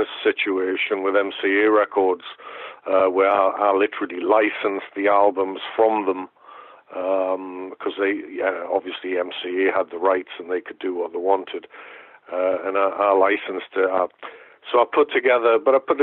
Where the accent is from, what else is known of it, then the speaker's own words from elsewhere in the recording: Newcastle upon Tyne, North East England, United Kingdom; University of Newcastle, which is my hometown